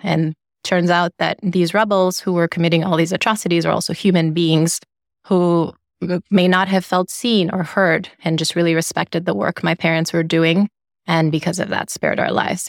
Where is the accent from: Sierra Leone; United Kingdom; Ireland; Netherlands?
Sierra Leone; Freetown, Western Area; now in United States; I grew up in Sierra Leone in West Africa, and I love to share that the capital city where I grew up is called Freetown